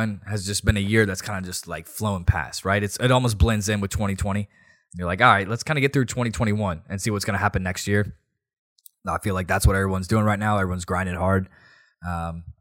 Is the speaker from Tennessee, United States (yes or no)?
yes; Nashville, Tennessee, United States; We're from Nashville